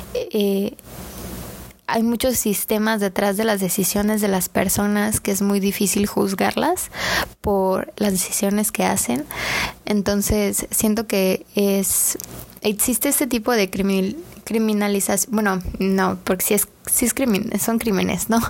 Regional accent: Mexico; vemos en nuestro día a día como mexicanos

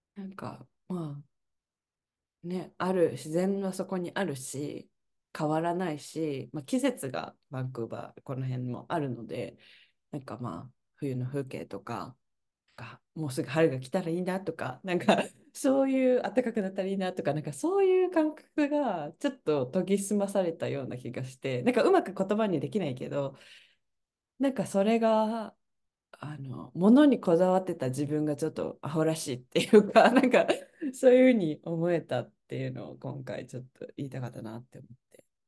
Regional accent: Kyoto, Japan; moved away as an adult; now in Canada; 私は京都の市内で育った

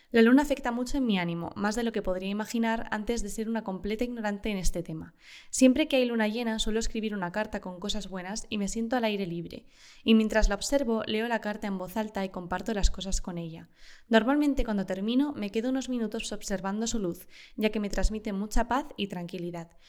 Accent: Uruguay; Tengo 22 años y soy de Uruguay. Por el lado de mi familia materna había

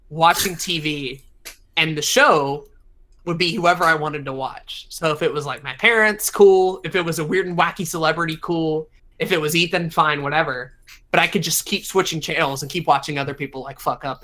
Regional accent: the South, United States; So growing up in the South, you can probably guess that I'm a good Christian boy.

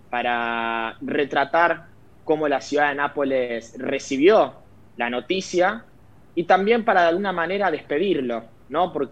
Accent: Argentina; now in Naples, Italy; uno como siendo argentino, al venir acá, ah. eh, ves lo querido que es Diego

